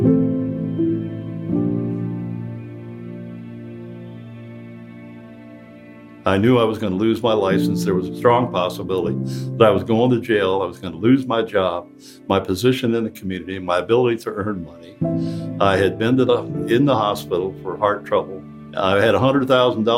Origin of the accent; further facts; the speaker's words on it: southeast rural Ohio, United States; moved away as an adult; now in Detroit, United States; I was born from an intact family in southeast rural Ohio. We didn't have any much. I went to the service. I came back